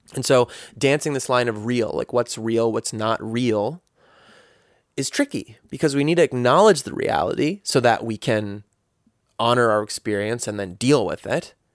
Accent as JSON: {"language": "English", "country": "United States", "tie": "born or raised there", "said": "a guy growing up in America"}